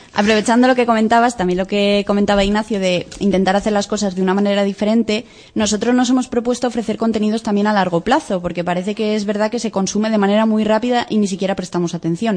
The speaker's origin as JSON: {"language": "Spanish", "town": "Cabezuela", "region": "Castile and León", "country": "Spain", "said": "Mi pueblo es Cabezuela, en Segovia está"}